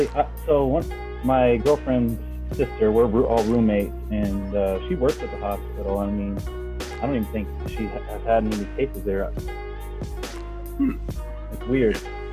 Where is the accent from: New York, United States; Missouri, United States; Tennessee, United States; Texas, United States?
Texas, United States; Houston; now in San Diego, United States; I know Erica from the past. I'm from Houston, living here in San Diego